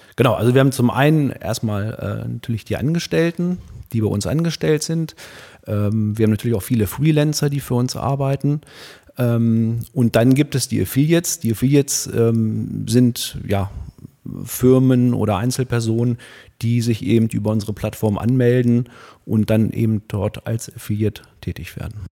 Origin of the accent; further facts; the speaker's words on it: Hildesheim, Lower Saxony, Germany; ich bin hier in Hildesheim geboren, äh, 1977